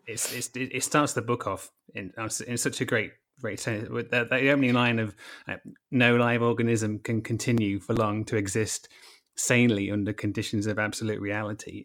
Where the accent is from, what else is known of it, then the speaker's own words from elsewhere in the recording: United Kingdom; I'm British